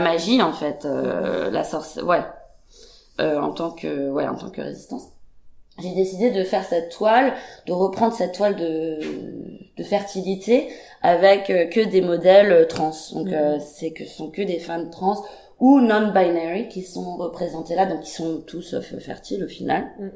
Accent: Paris, Île-de-France, France; born or raised there; moved away

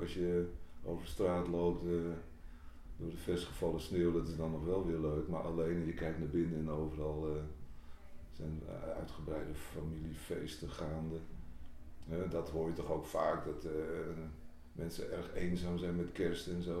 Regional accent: Bergen, North Holland, Netherlands; Ik kom uit Bergen

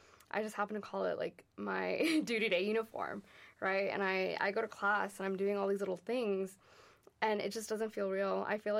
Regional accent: Miami, Florida, United States; I'm in the Army and I'm from Miami most recently, you could say. That's where my parents have a house. That's where my husband and I have lived for a little bit now. But I've really lived all over the United States

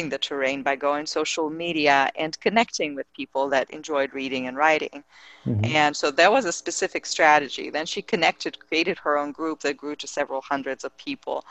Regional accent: Russia; I come from Russia

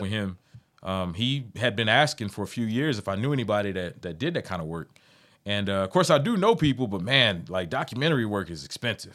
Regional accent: Amarillo, Texas, United States; I'm from the Heights

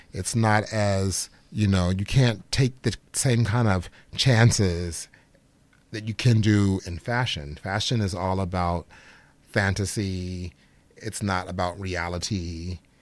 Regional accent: Chicago, Illinois, United States; I'm from Chicago, Illinois, so which is the birth and home of Frank Lloyd Wright. Growing up in Chicago

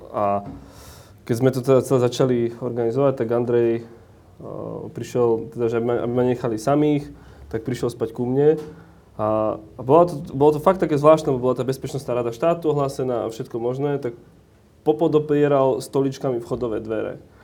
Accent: Orava, Žilina Region, Slovakia; ja som z Oravy

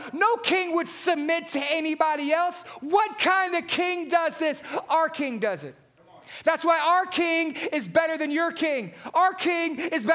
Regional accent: Southeast Texas, United States; Many of us, growing up in Southeast Texas

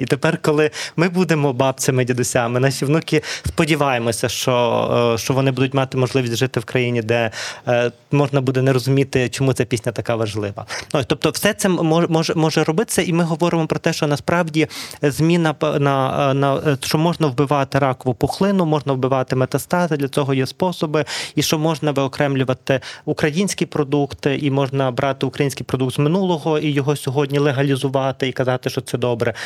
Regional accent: Lviv, Lviv Oblast, Ukraine; переважно ми львівці маємо материнською мовою, все таки українську мову

